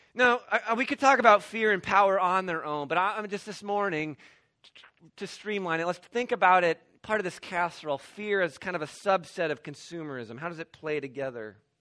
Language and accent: English; Midwest, United States; I grew up in the Midwest.